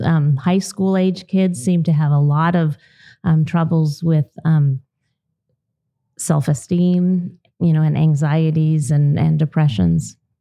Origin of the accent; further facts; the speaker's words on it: Southern California, United States; moved away as an adult; now in Idaho, United States; I grew up in Southern California on a dairy